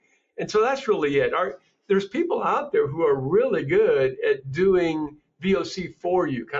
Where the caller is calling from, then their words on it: Cleveland, Ohio, United States; Cleveland, Ohio. We just got about 17 inches of snow